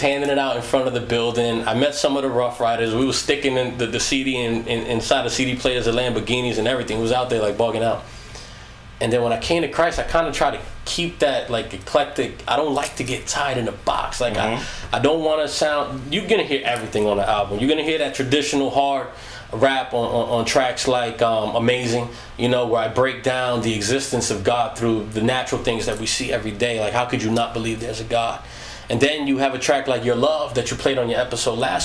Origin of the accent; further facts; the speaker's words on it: Long Island, New York, United States; I was from Long Island